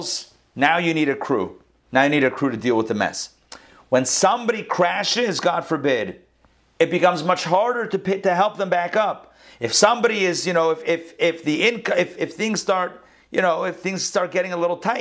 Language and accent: English; Israel; moved away; I was born in Israel.